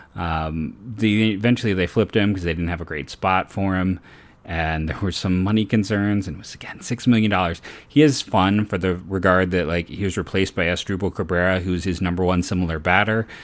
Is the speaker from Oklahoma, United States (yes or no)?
no; Northeast Ohio, United States; I'm a thirty-year-old born and raised in the Northeast Ohio area